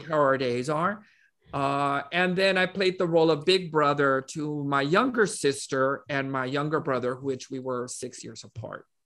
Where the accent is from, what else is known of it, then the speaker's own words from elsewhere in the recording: Laredo, Texas, United States; I was born in Laredo, Texas, uh, which is a small town. It's about a hundred and fifty-six miles away from San Antonio. And, um, I was born, raised there